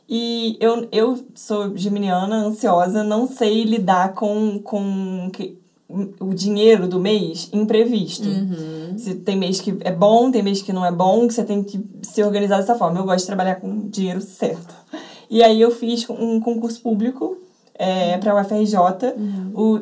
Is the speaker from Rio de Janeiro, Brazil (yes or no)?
yes; Rio de Janeiro, Brazil; eu nasci e moro até hoje em Botafogo, no Rio de Janeiro